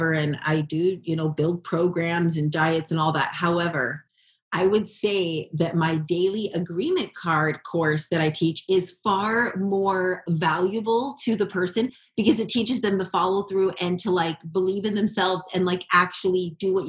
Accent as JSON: {"language": "English", "region": "Hawaii", "country": "United States", "tie": "born or raised there", "said": "growing up in Hawaii"}